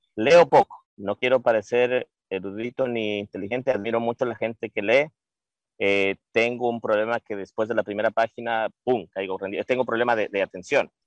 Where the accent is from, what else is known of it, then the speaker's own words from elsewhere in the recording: Loja, Ecuador; moved away; todos somos lo mismo, somos artistas de Ecuador